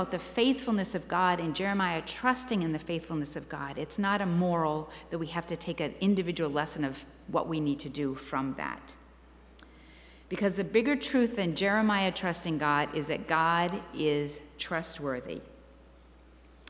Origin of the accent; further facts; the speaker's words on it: near Boston, Massachusetts, United States; I grew up near Boston